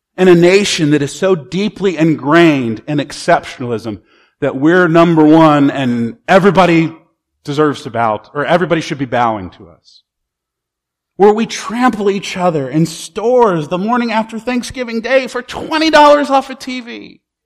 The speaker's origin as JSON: {"language": "English", "country": "United States", "said": "American Christians"}